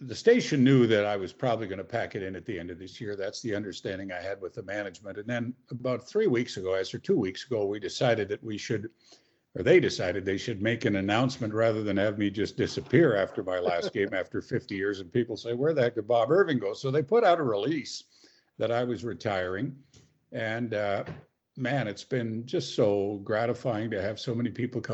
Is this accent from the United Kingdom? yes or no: no; Regina, Saskatchewan, Canada; moved away as an adult; also born or lived in Lestock, Saskatchewan; now in Winnipeg, Canada; I was born in Lestock, Saskatchewan, which is a little, I don't even know if it's still there. It's about 85 miles northeast of Regina, right next to Kelleher.